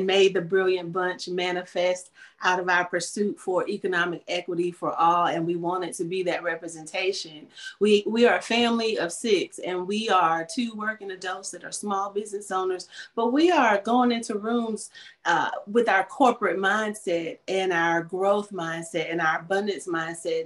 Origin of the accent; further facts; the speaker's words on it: North Carolina, United States; here in North Carolina, my home state